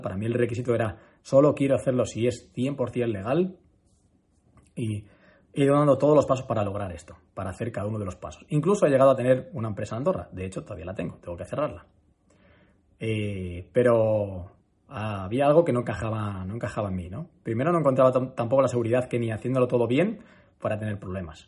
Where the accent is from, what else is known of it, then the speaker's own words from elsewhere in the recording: Madrid, Community of Madrid, Spain; also born or lived in Málaga; yo soy muy de Madrid. Yo soy muy, muy, muy, muy de Madrid